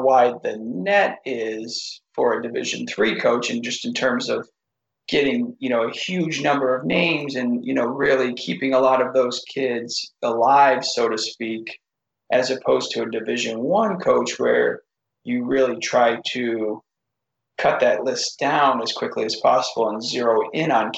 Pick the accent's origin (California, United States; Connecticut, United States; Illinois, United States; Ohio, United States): Connecticut, United States; Watertown; I got a job at Taft School, which is in the same town that I grew up in Connecticut